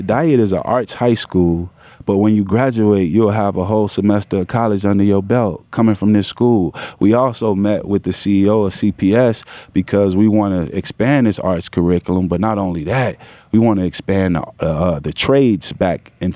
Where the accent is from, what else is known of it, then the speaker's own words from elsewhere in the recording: Chicago, Illinois, United States; moved away; also born or lived in California / Atlanta; I'm from Chicago